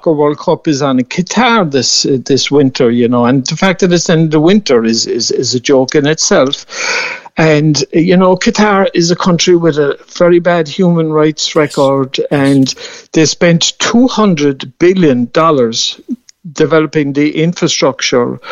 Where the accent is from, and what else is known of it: Mallow, Munster, Ireland; born or raised there